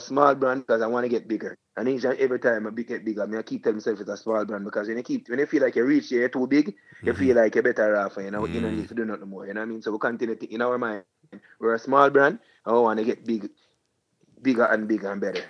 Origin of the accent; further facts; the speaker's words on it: Portmore, Saint Catherine, Jamaica; I'm from Portmore, so I'm also doing my regular every year family fun day where I give back to my community.